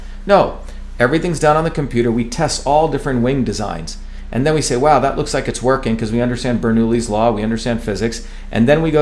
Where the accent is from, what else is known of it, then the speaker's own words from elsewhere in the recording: India; moved away; I grew up in India